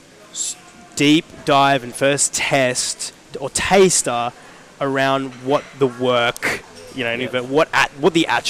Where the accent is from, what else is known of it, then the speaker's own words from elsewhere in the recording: Sydney, New South Wales, Australia; moved away as an adult; now in Melbourne, Australia; I'm actually originally from Sydney